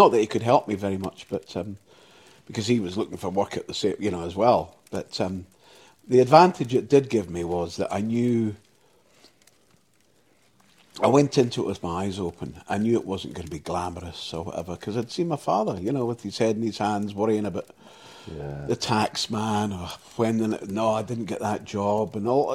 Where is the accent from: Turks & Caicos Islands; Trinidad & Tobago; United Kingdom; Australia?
United Kingdom; Clydebank, Scotland; also born or lived in Dumbarton; now in Surrey, United Kingdom; I was born in Dumbarton, but I was raised in Clydebank